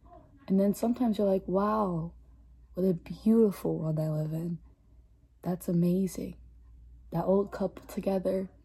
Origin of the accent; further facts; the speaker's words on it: Philadelphia, Pennsylvania, United States; I was born in Philly, raised in Philly.